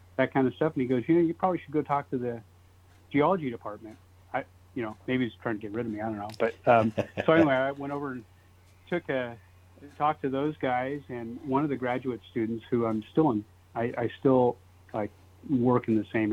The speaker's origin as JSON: {"language": "English", "town": "Fresno", "region": "California", "country": "United States", "tie": "born or raised there", "said": "I'm a Fresno native, born and raised in Fresno"}